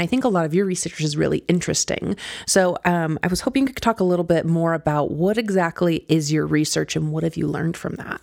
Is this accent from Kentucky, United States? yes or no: yes; Kentucky, United States; now in Colorado, United States; I grew up out in Kentucky